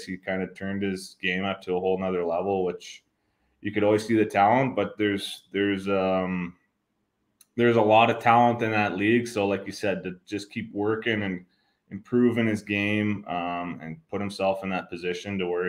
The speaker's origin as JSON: {"language": "English", "town": "Prince Albert", "region": "Saskatchewan", "country": "Canada", "tie": "born or raised there", "also_born_or_lived": "Austria", "said": "my hometown in Prince Albert, Saskatchewan"}